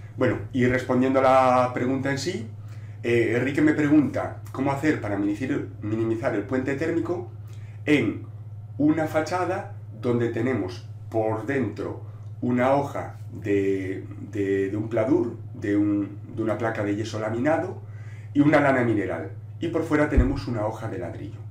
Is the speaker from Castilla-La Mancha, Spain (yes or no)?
no; Galicia, Spain; first language Galician; Spanish is a second language; yo lo escribo en gallego, porque yo soy gallego falante, galego falante, y, yo normalmente hablo en gallego